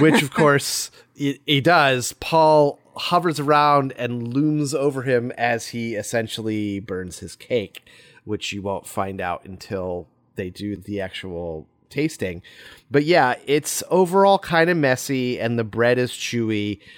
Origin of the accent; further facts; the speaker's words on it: United States; We're Americans